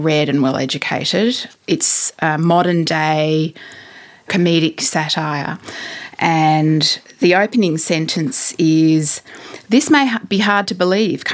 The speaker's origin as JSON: {"language": "English", "country": "Australia", "said": "being an Australian"}